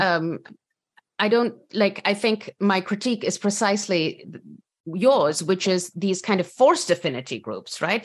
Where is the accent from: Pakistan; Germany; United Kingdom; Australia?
Pakistan; moved away as an adult; now in United States; I come from Pakistan, so I've put in a box as a woman, as a Pakistani woman